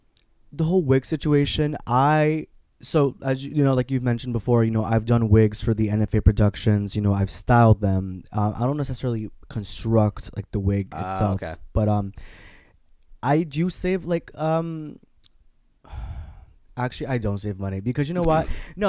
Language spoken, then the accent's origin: English; Newburgh, New York, United States; Oh, I'm from right here, Newburgh, New York.